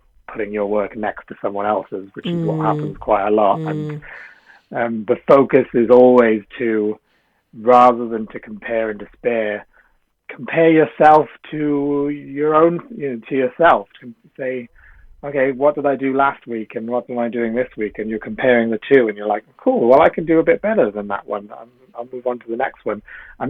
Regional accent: South Wales, United Kingdom; moved away as an adult; also born or lived in London / Sri Lanka (family); I come from a Sri Lankan family, but I was brought up in South Wales, and then I moved to London when I went to university.

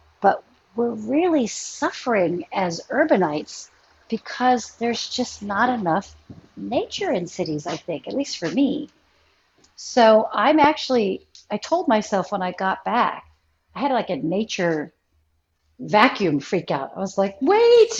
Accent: United States; I was born and raised here. You know, how can I not, being born and raised in America

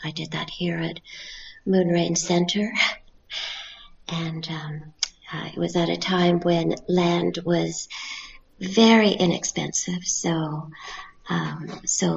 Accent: Canada; I'm a Canadian tapestry artist.

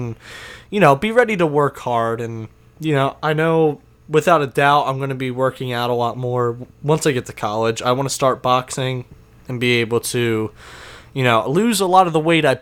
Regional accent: New Jersey, United States; I'm from New Jersey

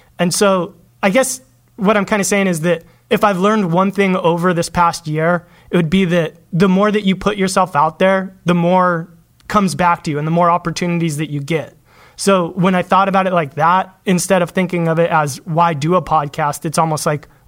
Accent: Los Angeles, California, United States; Los Angeles.

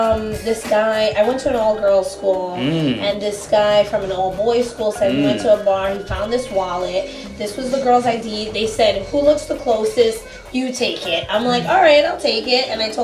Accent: New York, United States; I'm from New York

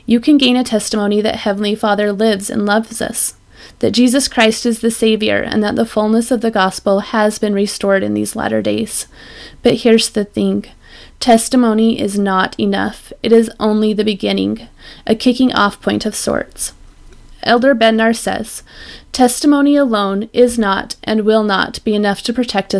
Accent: Utah, United States; I grew up in Utah, and I'm pretty sure in the most LDS neighborhood in the world

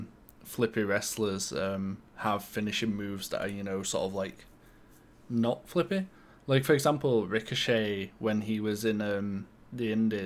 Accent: United Kingdom; I'm British.

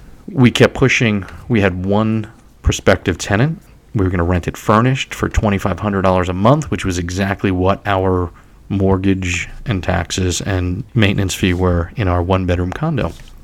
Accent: New York City, New York, United States; moved away as an adult; also born or lived in Syracuse, New York; now in Red Bank, United States; I was born in Staten Island and lived in New York City for many years and still consider myself to be a New Yorker who happens not to live in New York City at this current moment.

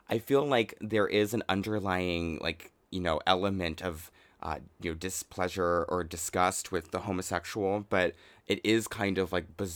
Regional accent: United States; now in Japan; I love being the glamorous, like uh, too tall fish out of water and uh, experiencing the culture as like an American. And uh, I love speaking Japanese.

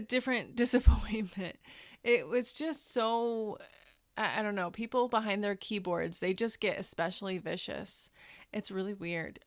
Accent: Northern Indiana, United States; now in Los Angeles, United States; I'm originally from the Midwest. I'm from Northern Indiana.

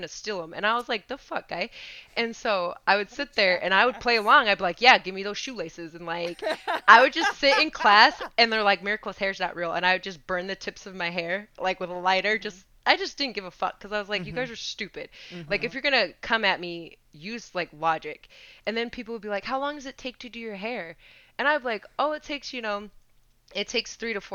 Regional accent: Utah, United States; I grew up in Utah

